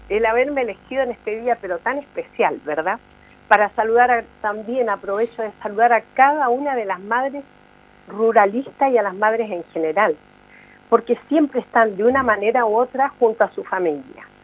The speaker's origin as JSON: {"language": "Spanish", "town": "Santiago", "region": "Santiago Metropolitan", "country": "Chile", "moved": "as an adult", "said": "yo no quiero tener otro desarraigo como lo tuve cuando me vine de Santiago de Chile, que dejé mi familia, mis amigos, mi carrera, dejé todo"}